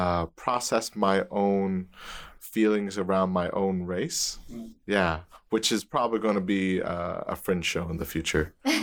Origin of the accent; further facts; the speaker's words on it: Surrey, British Columbia, Canada; I grew up in Surrey, British Columbia. Was born, you know, here in BC. Lived here all my life.